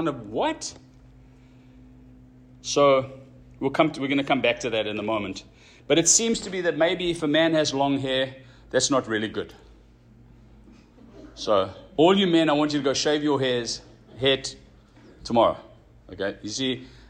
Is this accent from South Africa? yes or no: yes; South Africa; moved away; When we grew up in South Africa, you could walk around without a shirt